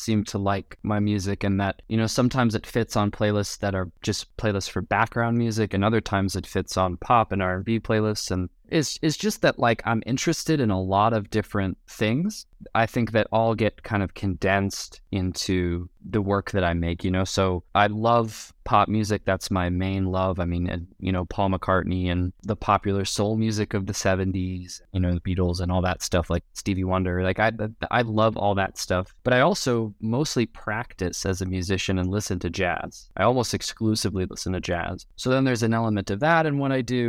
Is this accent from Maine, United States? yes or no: no; Los Angeles, California, United States; moved away as an adult; also born or lived in New York; now in Chicago, United States; I grew up in Los Angeles, and then I moved across the country to the East Coast to study music production at NYU